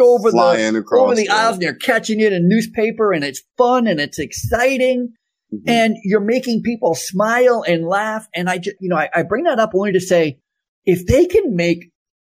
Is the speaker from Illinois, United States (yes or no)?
no; Vermont, United States; moved away; When I was a kid, I grew up in Vermont